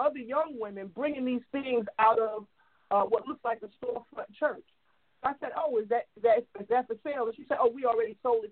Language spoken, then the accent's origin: English; New York City, New York, United States; I grew up in Queens